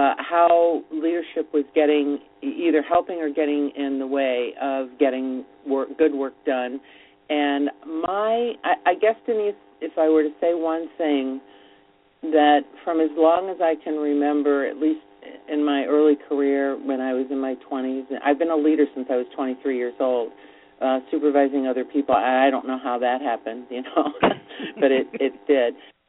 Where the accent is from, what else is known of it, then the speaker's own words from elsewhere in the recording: Missoula, Montana, United States; born there; also born or lived in Ann Arbor, Michigan / Florida / New Jersey; now in New York, United States; And I was born in Missoula, Montana. You know, there are about maybe 10 other people who were born there.